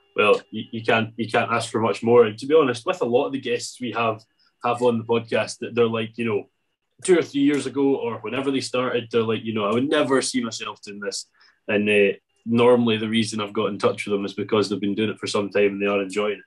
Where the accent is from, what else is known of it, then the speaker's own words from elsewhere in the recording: Arran, Scotland, United Kingdom; I'm from Arran